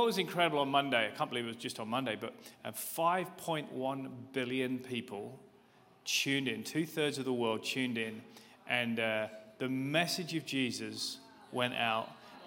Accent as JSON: {"language": "English", "country": "United Kingdom", "said": "as you can probably tell from my accent. I'm from the UK"}